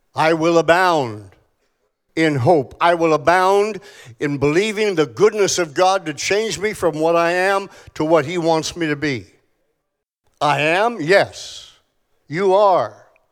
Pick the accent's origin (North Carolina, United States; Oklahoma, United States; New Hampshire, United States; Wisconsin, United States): Oklahoma, United States; Tulsa; I come from Tulsa, Oklahoma